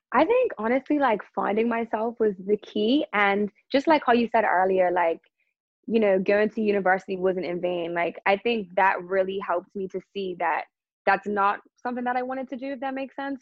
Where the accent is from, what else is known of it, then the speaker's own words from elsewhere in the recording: Bermuda; growing up in Bermuda was it was awesome. Lots of outdoor activities, lots of swimming. You know, I think I had a great childhood here.